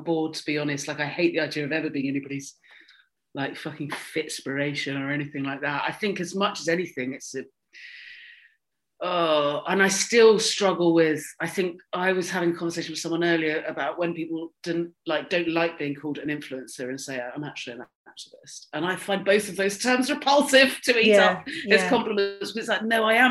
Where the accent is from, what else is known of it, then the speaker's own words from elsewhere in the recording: Swanage, South West England, United Kingdom; I grew up in Dorset where you had like a first school, a middle school and an upper school